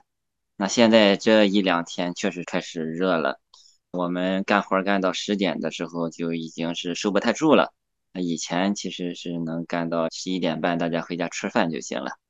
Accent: Yantai, Shandong, China; 我是在我的老家烟台做生态苹果的种植

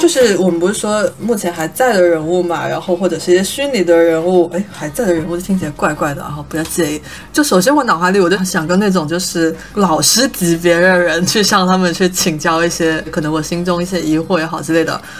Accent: Guangdong, China; 我们广东人

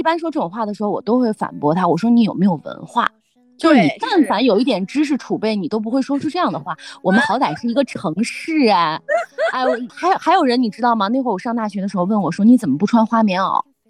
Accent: Lanzhou, Gansu, China; 每当别人问起我说你是哪里人的时候，我都会说啊，我是甘肃人，但我不会说特别骄傲的说我是甘肃人

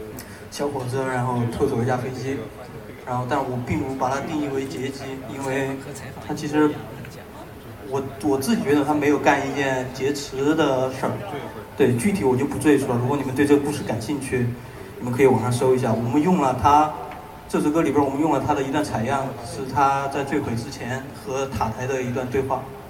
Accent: Chengdu, Sichuan, China; 大家好，我们是…，我来自成都，今天很高兴来到杭州，也很高兴见到你们。

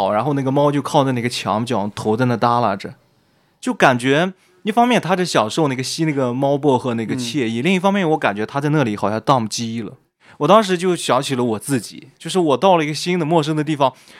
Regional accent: northern China, China; 我是一个北方人，飘到南方去，你怎么样去重新去链接到当地的土壤，你自己的安身立命怎么去存在？

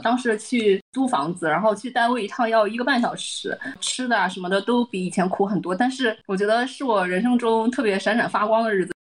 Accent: northern China, China; 作为一个北方人回到北京

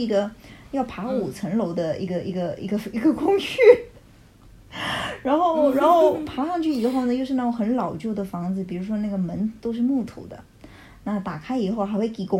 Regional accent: United States; Chinese is a second language; 说就是我们美国人不是很多这样子，请你不要误会。

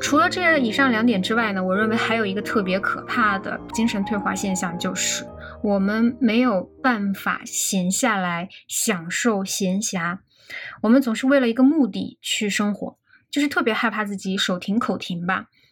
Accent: China; 因为我们中国大街上夏天全是打伞的

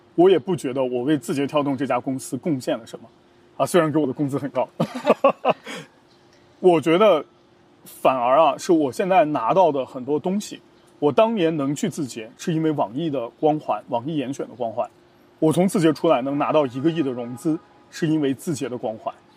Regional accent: China; 我是一个中国人

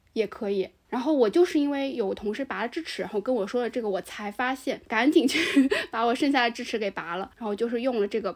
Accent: China; 我们中国人嘛，其实还是有点讳疾忌医的

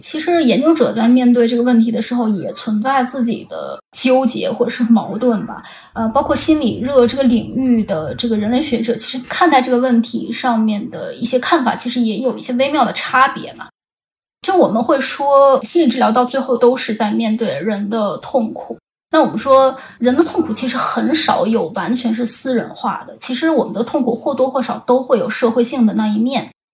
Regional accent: China; 我们中国人期望的那种，嗯，理想的对话者的这样子的一个角色

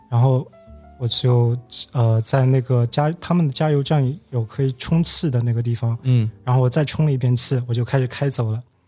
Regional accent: China; 我是中国人

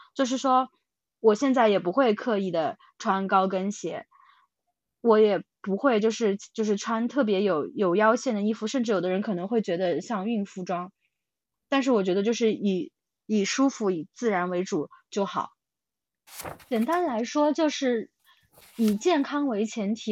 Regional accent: China; moved away; also born or lived in United Kingdom; 以我们中国人的标准来说

